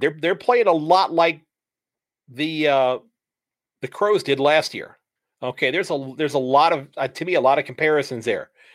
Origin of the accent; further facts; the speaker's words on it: United States; as an American, as a Yank